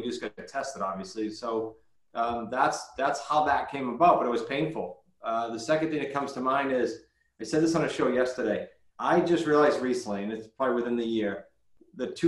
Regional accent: New England, United States; we're from New England

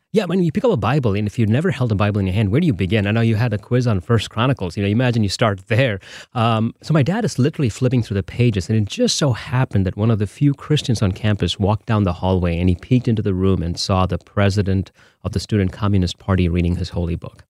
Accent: Bangalore, Karnataka, India; now in Holland, Michigan, United States; I'm from Bangalore

